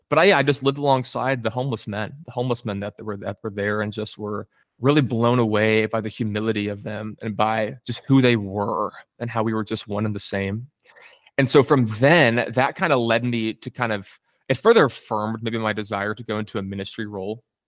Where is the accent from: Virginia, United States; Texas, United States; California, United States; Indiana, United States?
Texas, United States; Coppell; I grew up specifically in Coppell, Texas